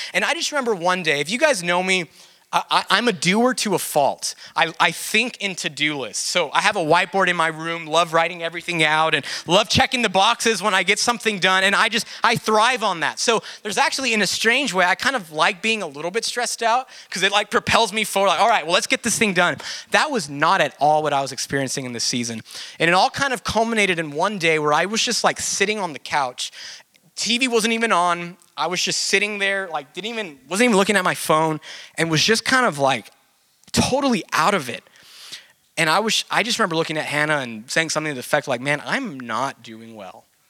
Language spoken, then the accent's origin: English; Del Rio, Texas, United States; I'm from Del Rio and played a few like local shows